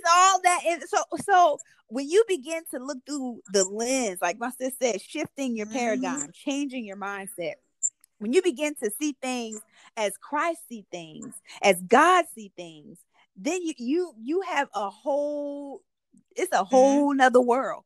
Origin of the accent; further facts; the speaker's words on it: Salters, South Carolina, United States; also born or lived in Greeleyville, South Carolina; I grew up in Salter, South Carolina.